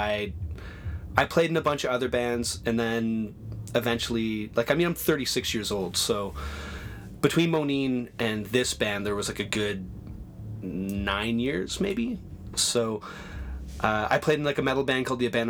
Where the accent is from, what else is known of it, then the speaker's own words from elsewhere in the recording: Oshawa, Ontario, Canada; also born or lived in Toronto; I'm from just outside of Toronto. I grew up in Oshawa. Yeah, then I moved in with my father in Toronto when I was about 12. And I've been in Toronto ever since.